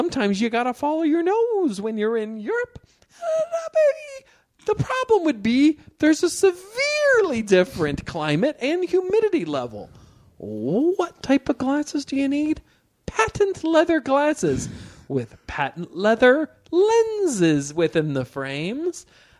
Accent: Missouri, United States; No, I'm from Missouri, if you can believe it. You ever heard of it?

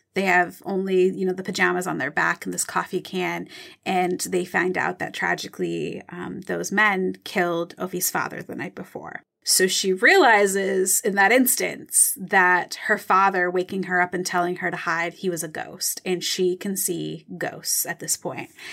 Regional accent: Michigan, United States; I'm from Michigan. I know Lake Michigan really well.

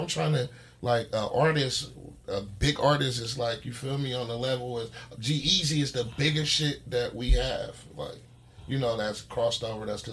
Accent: Oakland, California, United States; That's where I'm from. I'm from the Dirty West Oakland

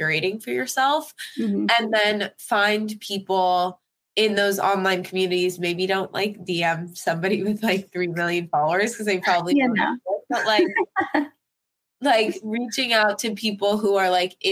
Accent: New York, United States; also born or lived in Los Angeles; friends that I grew up with in New York

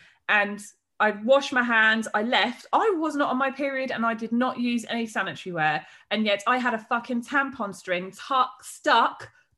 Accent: United Kingdom; I'm so British

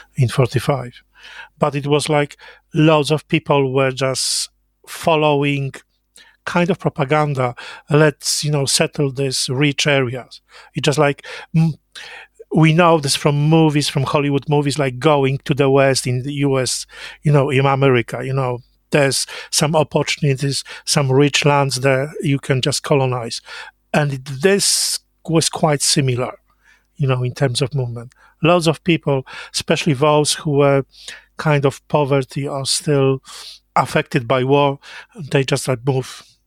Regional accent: Jawor, Lower Silesian Voivodeship, Poland; English is a second language; moved away; I was born in Jawor, a little town in southwest Poland

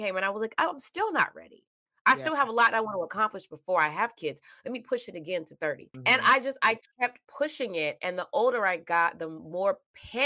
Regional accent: the South, Georgia, United States; also born or lived in Mississippi; I grew up in the South. I was born in Mississippi. Mm-hmm. I am from Georgia.

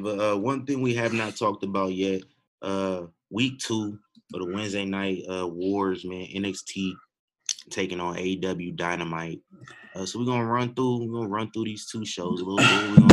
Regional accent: Midwest, United States; I'm from the Midwest.

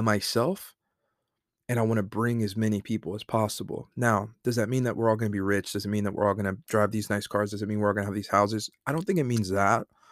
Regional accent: Fayetteville, North Carolina, United States; I'm a guy from Fayetteville, North Carolina that played high school football from a small town

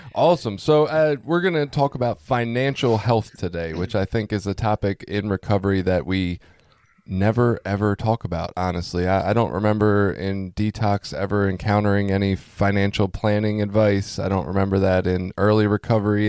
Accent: Baltimore, Maryland, United States; also born or lived in Cecil County; I grew up in Baltimore

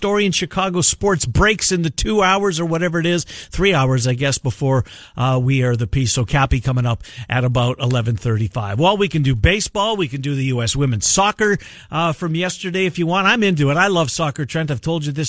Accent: Canada; I'm a Canadian

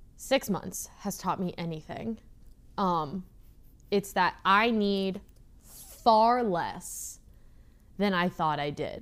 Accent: Midwest, United States; I'm from the Midwest

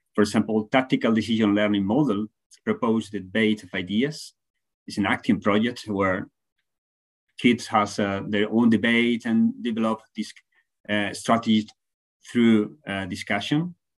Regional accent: Spain; from Spain, now talking from Finland, doing a, a research stay

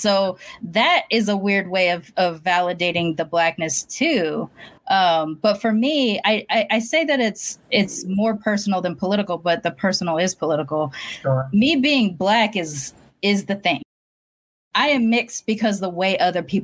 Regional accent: Long Beach, California, United States; moved away; I was Black until I left Long Beach

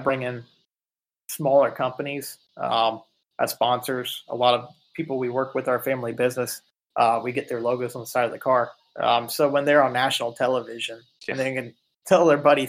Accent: United States; I'm from America

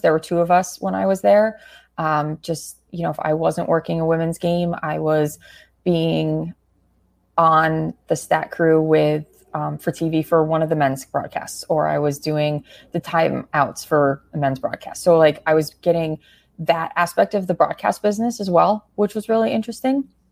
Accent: Connecticut, United States; growing up in Connecticut

